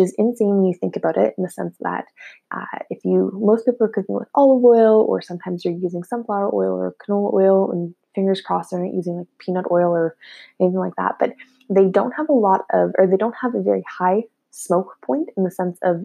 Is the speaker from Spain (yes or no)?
no; Ottawa, Ontario, Canada; I'm personally from Ottawa